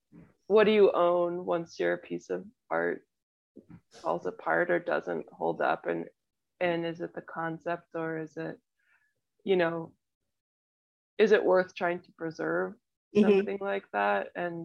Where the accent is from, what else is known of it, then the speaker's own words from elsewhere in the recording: Madison, Wisconsin, United States; born there; We always talk about our like Midwest roots. I was born in Madison.